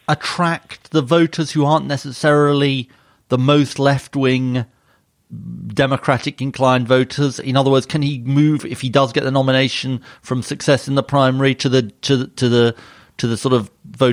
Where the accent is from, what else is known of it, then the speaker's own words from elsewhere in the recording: Yorkshire and the Humber, United Kingdom; According to the website, I checked on the distance from my hometown in Yorkshire to Shenzhen, the distance of nearly 11,400 miles.